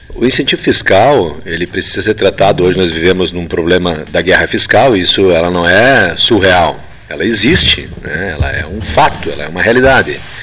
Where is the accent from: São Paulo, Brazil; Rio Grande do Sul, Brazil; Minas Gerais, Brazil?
Rio Grande do Sul, Brazil; Igrejinha; Depois a gente foi embora com nossos pais, então, para a cidade de Igrejinha e lá construímos a nossa vida política, profissional